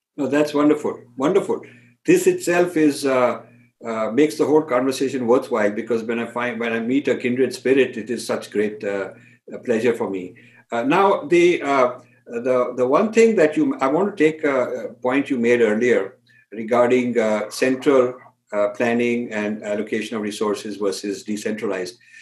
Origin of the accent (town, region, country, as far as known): India